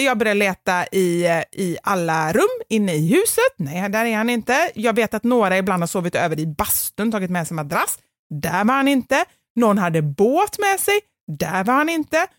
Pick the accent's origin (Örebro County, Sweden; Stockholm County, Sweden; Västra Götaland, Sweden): Västra Götaland, Sweden; Gothenburg; accent: göteborgska; min dialekt, alltså göteborgska